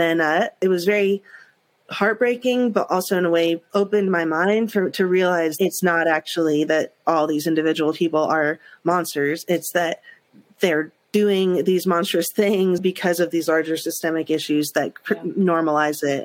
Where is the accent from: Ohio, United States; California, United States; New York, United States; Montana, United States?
New York, United States; I grew up in New York and that's so much the culture of New York